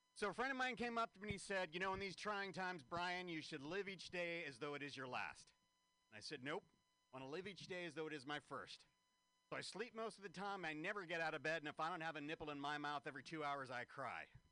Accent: San Francisco, California, United States; San Francisco, this is my hometown.

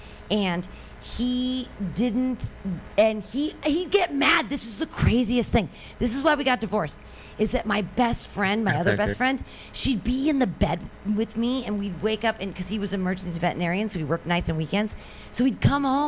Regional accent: San Francisco, California, United States; I'm from San Francisco

